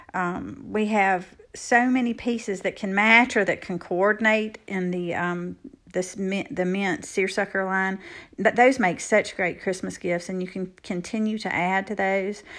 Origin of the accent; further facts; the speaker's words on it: Evergreen, Alabama, United States; my hometown of Evergreen, Alabama